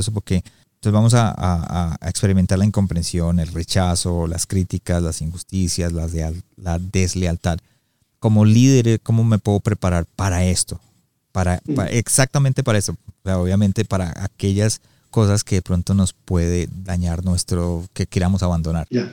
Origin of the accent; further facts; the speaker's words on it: United States; yo crecí en Estados Unidos